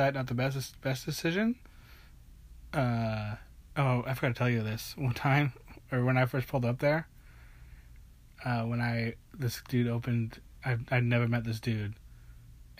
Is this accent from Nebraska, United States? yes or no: yes; Nebraska, United States; moved away; I'm originally from Nebraska.